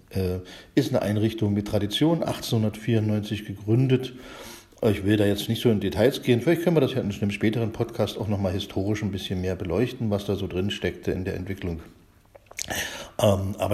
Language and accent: German; Lübbenau, Brandenburg, Germany; also born or lived in Königs Wusterhausen; Äh, bin ein Kind des Spreewalds in Lübbenau geboren, dort erst in die Schule gegangen und später dann in der 8., 9., 10. Klasse dann nach Königs Wusterhausen gewechselt als Sehbehinderter.